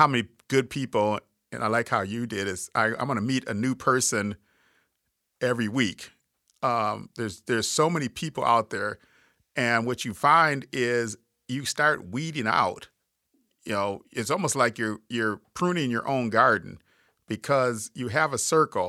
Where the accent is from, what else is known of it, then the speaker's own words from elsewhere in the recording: Minnesota, United States; accent: Minnesota; my Minnesota accent